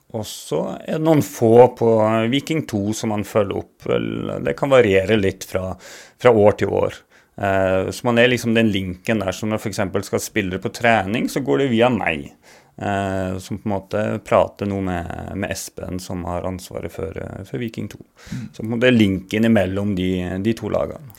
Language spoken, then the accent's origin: Norwegian; Bardu, Troms, Norway; accent: Bardu dialect (originally from Gudbrandsdalen); moved away as an adult; also born or lived in Alta; now in Stavanger, Norway; jeg kom fra Bardu.